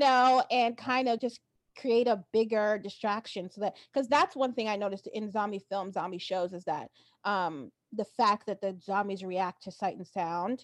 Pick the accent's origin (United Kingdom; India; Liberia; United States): United States; New Jersey; also born or lived in New York / Boston; I grew up in New Jersey, which is a state here, and I lived in New York for some time, and I also lived in Boston